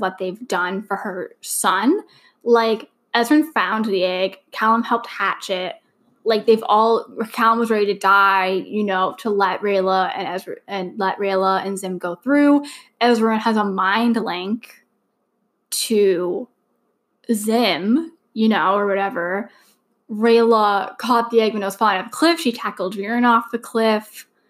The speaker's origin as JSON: {"language": "English", "country": "Canada", "said": "I'm also Canadian"}